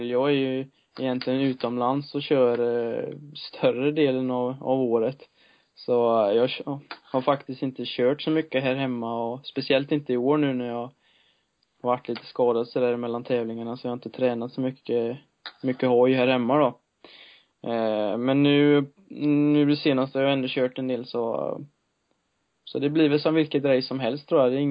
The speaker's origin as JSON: {"language": "Swedish", "country": "Sweden", "said": "det är svårt att eh, som svensk komma och, komma och slå dem då."}